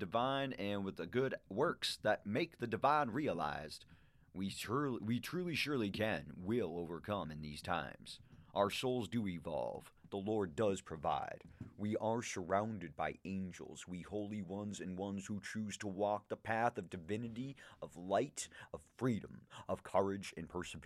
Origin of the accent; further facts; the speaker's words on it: Massachusetts, United States; I'm from Massachusetts